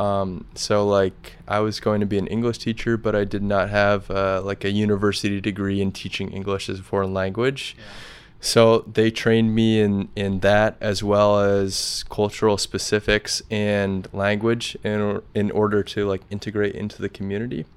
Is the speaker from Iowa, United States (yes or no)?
yes; Grinnell, Iowa, United States; moved away as an adult; also born or lived in Kosovo; now in Saranda, Albania; I'm from Grinnell, Iowa.